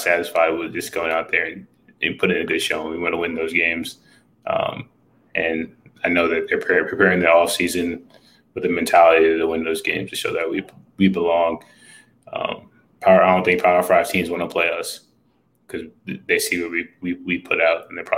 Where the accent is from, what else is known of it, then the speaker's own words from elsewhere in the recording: New York City, New York, United States; I'm from New York City, I'm close